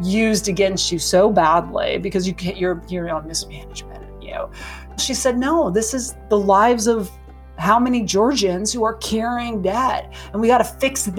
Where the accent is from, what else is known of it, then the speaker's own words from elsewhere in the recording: Montana, United States; I'm from Montana